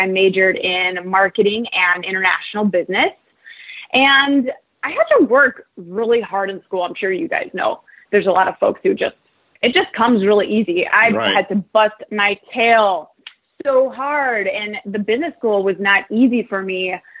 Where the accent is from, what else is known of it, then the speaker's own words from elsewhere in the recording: St. Louis, Missouri, United States; also born or lived in Chesterfield, Missouri; I grew up in St. Louis and lived in Chesterfield, Missouri.